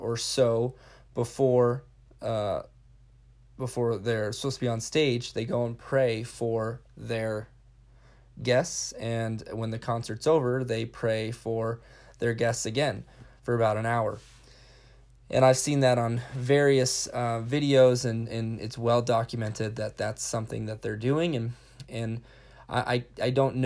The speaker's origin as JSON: {"language": "English", "region": "California", "country": "United States", "tie": "born or raised there", "also_born_or_lived": "Wyoming / Pine Ridge, South Dakota", "moved": "yes", "lives_now": "Sioux Falls, United States", "said": "I grew up skateboarding in California"}